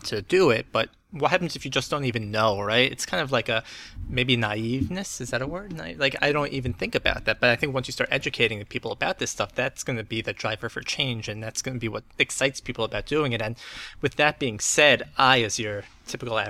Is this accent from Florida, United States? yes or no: no; New York, United States; I'm from New York